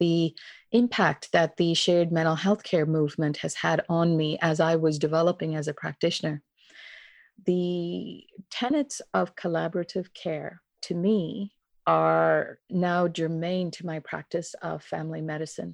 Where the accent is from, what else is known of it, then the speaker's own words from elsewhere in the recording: India; also born or lived in Kincardine, Ontario, Canada / London, Ontario, Canada; now in Halifax, Canada; I was born and raised in India. My family immigrated to Kincardine on the shores of Lake Huron in Ontario.